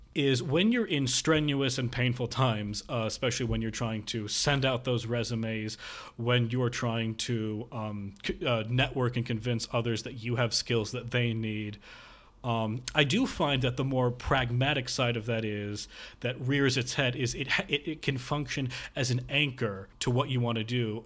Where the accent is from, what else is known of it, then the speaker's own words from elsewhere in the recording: near Northwestern University, Illinois, United States; Northwestern University, um, close to my hometown